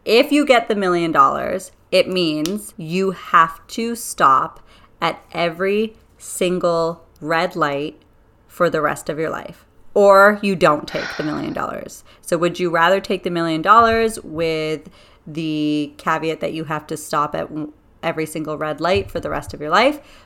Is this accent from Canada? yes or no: yes; Canada; I'm Canadian and I love my Canadians and my country